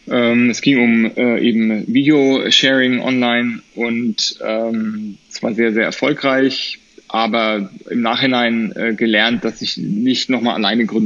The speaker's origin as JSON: {"language": "German", "town": "Erlangen", "region": "Bavaria", "country": "Germany", "said": "habe deswegen äh, Zivildienst gemacht an der Kinderklinik in Erlangen, wo ich herkomme."}